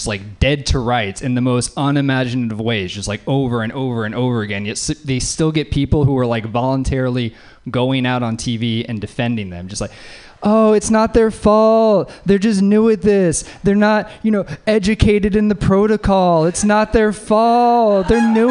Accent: Louisiana, United States; moved away; I'm from Louisiana.

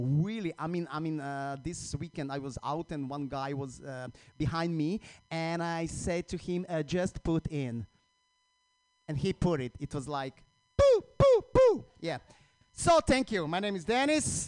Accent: Croatia; English is a second language; moved away as an adult; now in United States; I recently moved here uh, to the U.S. last year. I'm from Croatia

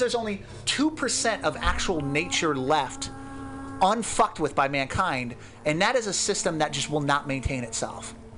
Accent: the Northwest, Pacific Northwest, United States; now in California, United States; I grew up in the Northwest with, uh, like my family.

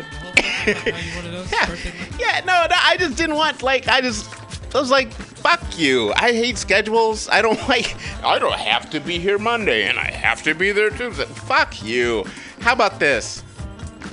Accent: Kalamazoo, Michigan, United States; growing up in Michigan, a little black boy

